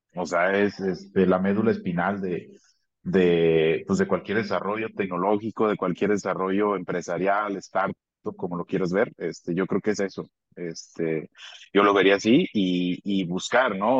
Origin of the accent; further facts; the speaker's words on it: Abasolo, Guanajuato, Mexico; now in León, Mexico; yo soy del estado de Guanajuato, soy de un municipio que se llama Abasolo, Abasolo, Guanajuato. Orgullosamente soy de ahí. Viví eh, algún tiempo acá en León, pero pero soy originario, allá